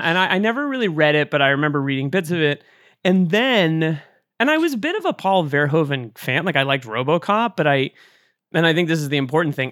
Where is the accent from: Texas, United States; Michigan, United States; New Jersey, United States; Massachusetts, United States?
Massachusetts, United States; Duxbury; my hometown of Duxbury, Massachusetts